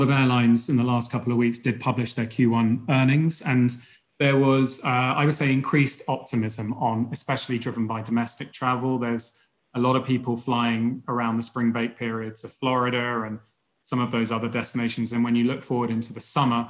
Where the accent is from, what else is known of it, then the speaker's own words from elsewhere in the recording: United Kingdom; as a Brit